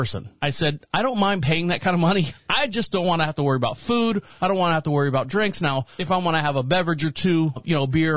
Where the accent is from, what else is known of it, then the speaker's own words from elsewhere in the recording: Orlando, Florida, United States; now in Marshville, United States; I was born and raised in Orlando, Florida.